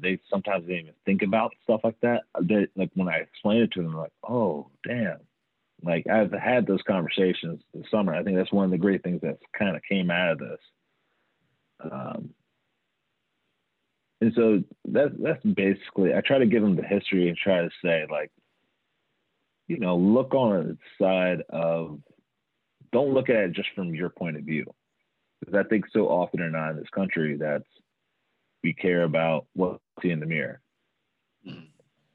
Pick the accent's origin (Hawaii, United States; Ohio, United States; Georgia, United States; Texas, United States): Georgia, United States; Atlanta; I did grow up, I'm from Atlanta